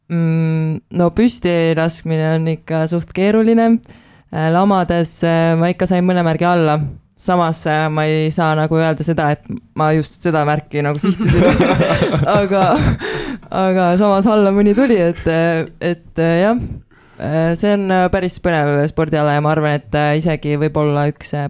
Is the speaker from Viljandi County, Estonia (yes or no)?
no; Tartu, Tartu County, Estonia